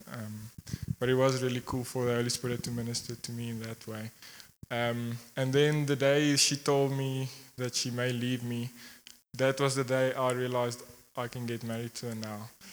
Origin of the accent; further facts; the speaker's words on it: Secunda, Mpumalanga, South Africa; I grew up here in Secunda